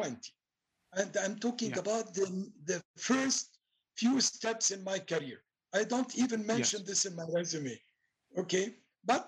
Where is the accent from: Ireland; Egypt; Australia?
Egypt; moved away; also born or lived in Cairo, Egypt; I grew up basically in the Middle East. I'm coming from an Egyptian background